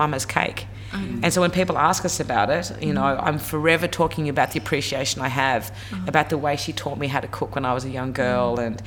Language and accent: English; Tasmania, Australia; moved away; also born or lived in Sydney; I grew up in Tassie, you're right, I was the only brown little girl in Tasmania